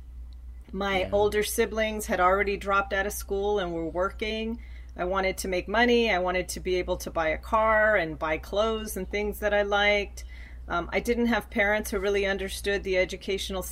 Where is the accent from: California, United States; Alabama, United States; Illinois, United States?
California, United States; Los Angeles; I was born and raised in Los Angeles and grew up in a very low income neighborhood